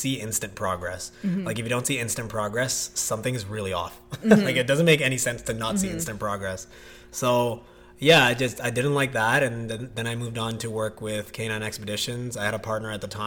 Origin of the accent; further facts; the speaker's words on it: Toronto, Ontario, Canada; I grew up in Scarborough.